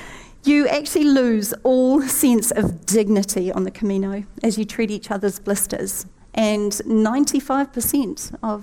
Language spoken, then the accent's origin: English; New Zealand; the Kiwi with the hurt knee.